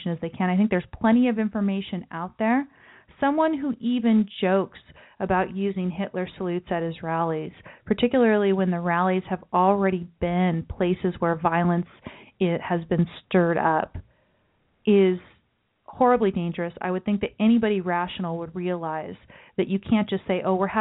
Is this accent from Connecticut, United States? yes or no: no; California, United States; my home state of California